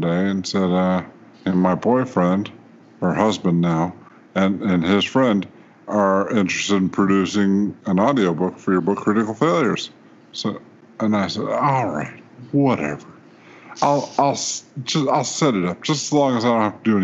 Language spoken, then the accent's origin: English; Louisiana, Mississippi, Deep South, United States; also born or lived in South Korea; now in Georgia, United States; I hail from Louisiana, Mississippi, and I got a lot of family down there